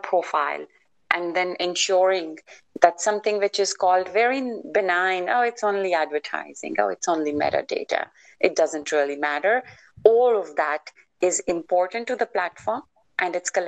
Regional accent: India; now in United States; I was born in India, then I live in the US

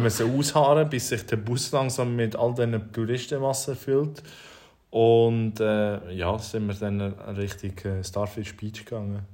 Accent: Switzerland; wir eben in der Schweiz

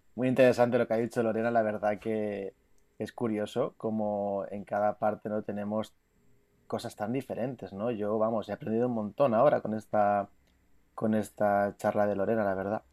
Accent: Palma, Balearic Islands, Spain; now in Greece; soy de, de Mallorca, de Palma de Mallorca, que normalmente vivo en Grecia.

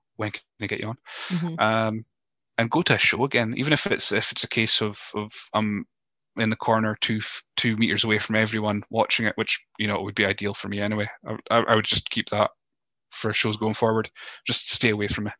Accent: Scotland, United Kingdom; accent: Scottish; my voice uh, as as Scottish as it may be

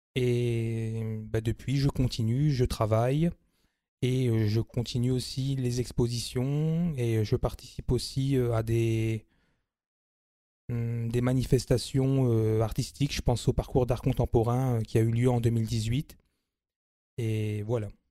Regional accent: Amiens, Hauts-de-France, France; Je suis né sur Amiens, j'y vis également

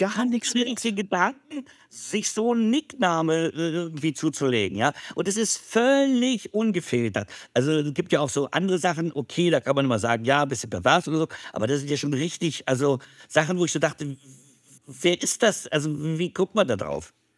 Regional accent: Berlin, Germany; Als ich aufgewachsen bin in West-Berlin

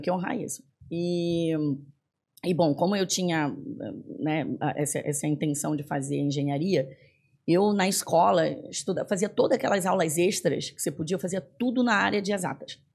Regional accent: Belém, Pará, Brazil; moved away as an adult; also born or lived in São Paulo, Brazil / United States; now in Florianópolis, Brazil; eu sou do norte, eu sou de Belém do Pará

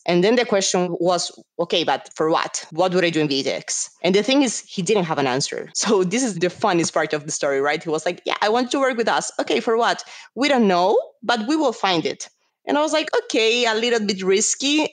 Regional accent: Colombia; moved away as an adult; also born or lived in São Paulo, Brazil; I'm Colombian. And I say this because normally people think that I'm Brazilian, but actually, I was born in Colombia. And I moved to Brazil because of my university.

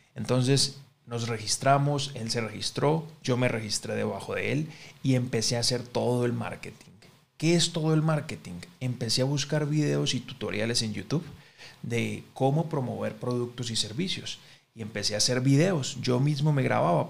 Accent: Colombia; en mi, en mi país, que es Colombia

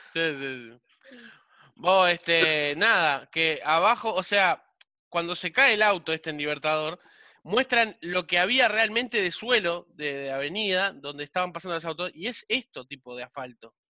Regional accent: Montevideo, Uruguay; vivía cerca del Parque Central. Y mi viejo me llevaba a la peluquería del Parque Central

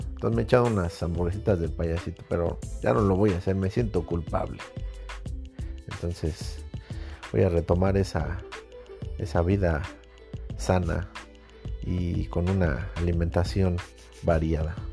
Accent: Mexico City, Mexico; soy chilango, pero soy de soy chilango, soy de barrio, pero no tengo ese tonitoñero, ¿no? Que, caracteriza a mucha gente del DF

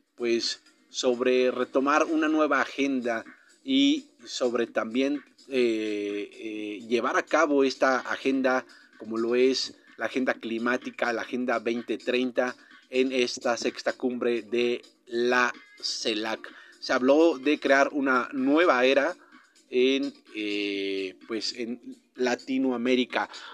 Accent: Mexico

